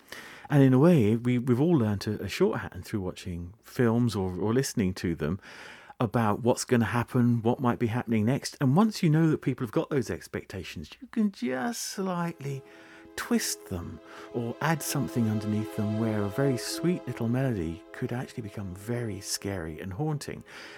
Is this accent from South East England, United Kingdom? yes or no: no; Scotland, United Kingdom; first language Scots; Now, of course, you wouldn't believe it, perhaps, listening to me, but Scots really is my mother tongue.